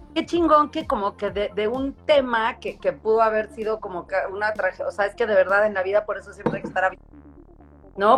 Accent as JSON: {"language": "Spanish", "country": "Mexico", "also_born_or_lived": "New York / Washington", "moved": "as an adult", "said": "estoy en Nueva York y vivo en Washington y regreso a México"}